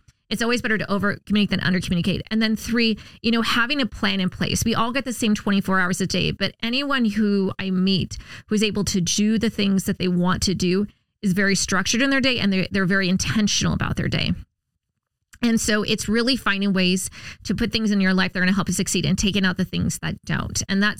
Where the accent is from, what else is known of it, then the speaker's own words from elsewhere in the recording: Huntington Beach, California, United States; also born or lived in Subic Bay, Philippines; I was born in Subic Bay on a U.S. naval base in the Philippines, and I grew up in the military on Navy bases just like the ones I serve on throughout my entire childhood. So we were in Huntington Beach.